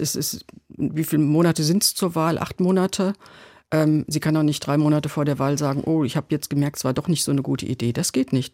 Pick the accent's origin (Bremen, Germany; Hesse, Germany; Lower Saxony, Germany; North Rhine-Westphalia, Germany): Hesse, Germany; wir Hessen